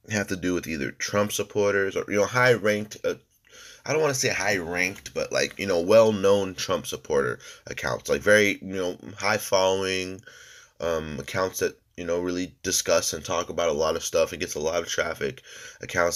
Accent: United States; we're all American people

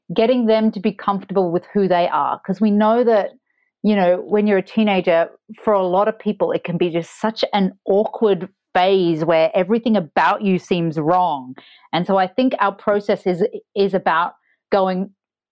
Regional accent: Mackay, Queensland, Australia; now in Melbourne, Australia; I grew up in a small town. I grew up in Mackay in Queensland.

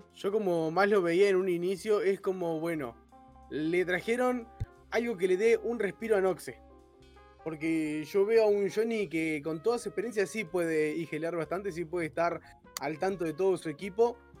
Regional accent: Argentina; como del lugar de donde somos argentinos

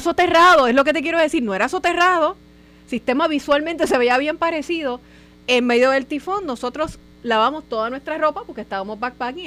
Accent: Puerto Rico

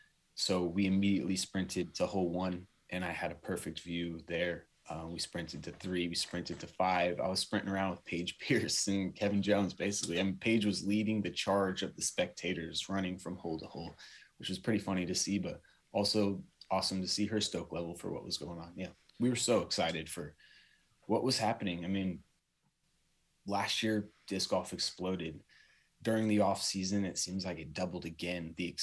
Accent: São Paulo, Brazil; also born or lived in Tokyo, Japan; I grew up in Sao Paulo, Brazil, and Tokyo, Japan, two of the five biggest cities in the world. And I went there not of my own accord.

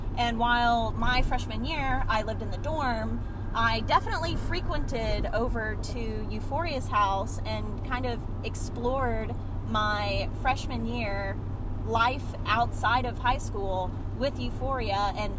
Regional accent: South Carolina, United States; also born or lived in South Florida; I moved to South Carolina from South Florida when I was 12 years old

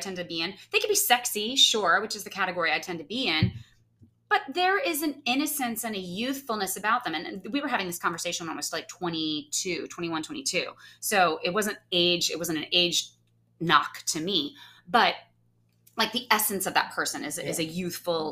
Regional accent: Fresno, California, United States; now in Los Angeles, United States; I grew up in Fresno, which is a California city, but it is in the middle of the state

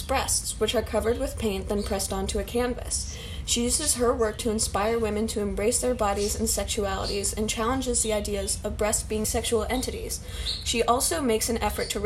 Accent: United States; as an American

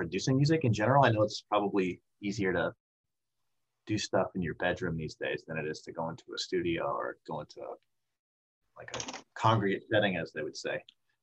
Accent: Massachusetts, United States; I'm from Kingsborough, so it's about 45 minutes north of the city

